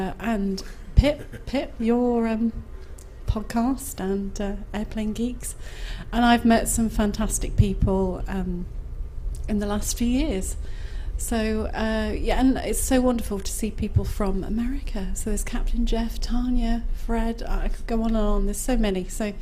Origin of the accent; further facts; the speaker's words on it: Nottingham, East Midlands, United Kingdom; from Nottingham. Nottingham. A up my dock, that's hello in Nottingham.